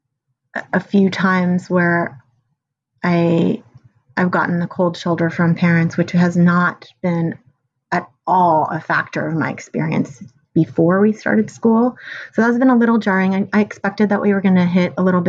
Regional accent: San Francisco, California, United States; I grew up in San Francisco, where that was a lot of my childhood experience.

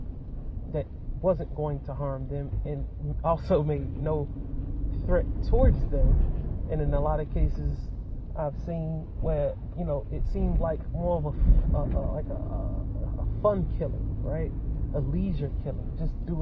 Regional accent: United States; as American citizens

